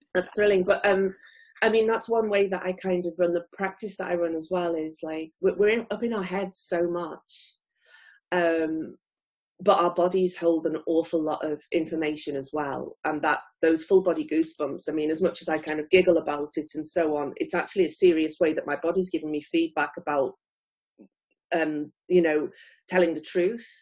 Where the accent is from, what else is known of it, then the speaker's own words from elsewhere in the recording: near Liverpool, North West England, United Kingdom; moved away as an adult; now in Tokyo, Japan; I'm originally from near Liverpool in the United Kingdom, and I came to Japan in 2001